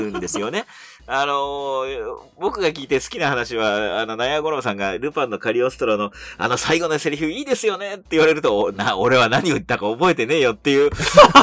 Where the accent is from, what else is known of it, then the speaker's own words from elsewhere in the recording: Tokyo, Japan; 東京都北区出身、細かく言うと赤羽なんですけど